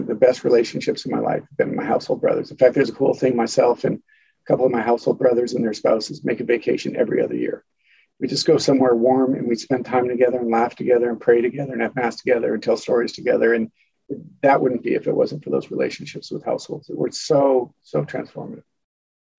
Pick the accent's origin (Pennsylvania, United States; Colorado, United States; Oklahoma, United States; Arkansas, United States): Colorado, United States; moved away as an adult; now in Steubenville, United States; my parents lived and my family lived in Colorado.